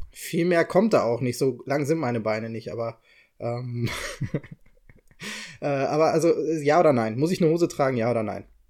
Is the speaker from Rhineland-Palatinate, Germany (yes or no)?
no; Bochum, North Rhine-Westphalia, Germany; ich komme aus Bochum